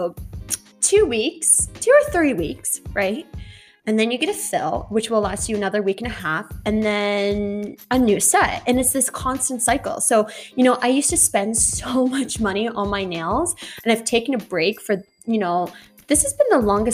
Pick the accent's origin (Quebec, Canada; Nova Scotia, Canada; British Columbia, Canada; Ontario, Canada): Nova Scotia, Canada; Halifax; I am from Halifax